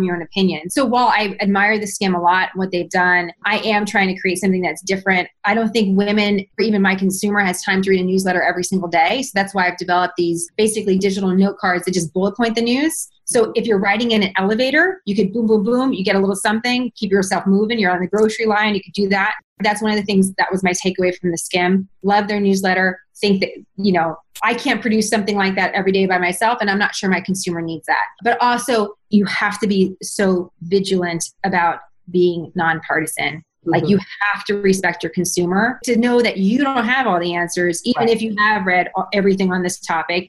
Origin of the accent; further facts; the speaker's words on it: San Francisco, California, United States; moved away as an adult; also born or lived in New York City; I was born and raised in San Francisco